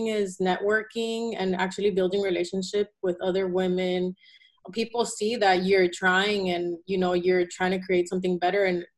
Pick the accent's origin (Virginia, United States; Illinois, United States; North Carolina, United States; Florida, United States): Florida, United States; Miami; also born or lived in Caracas, Venezuela; Yeah, so I was born in Caracas, Venezuela. I moved to Miami when I was 3, and I lived there the whole time of my life.